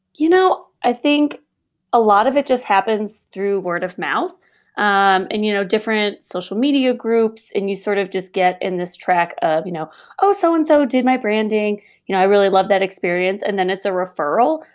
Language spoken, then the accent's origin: English; just outside of Chicago, Illinois, United States; moved away as an adult; now in Colorado, United States; I'm originally from Illinois, just outside of Chicago